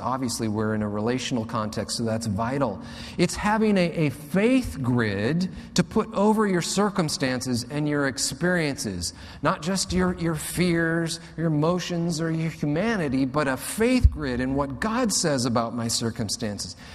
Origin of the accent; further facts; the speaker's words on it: United States; I'm an American